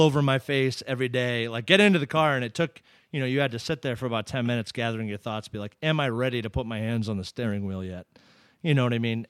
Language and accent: English; Ipswich, Massachusetts, United States; I grew up in in Ipswich, Massachusetts